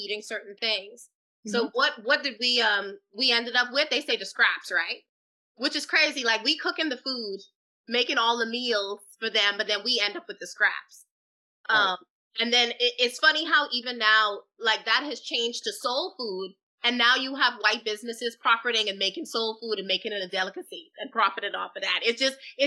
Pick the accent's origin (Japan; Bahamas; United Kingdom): Bahamas; Freeport, Grand Bahama; moved away as an adult; now in United States; the dance instructor that I had growing up in the Bahamas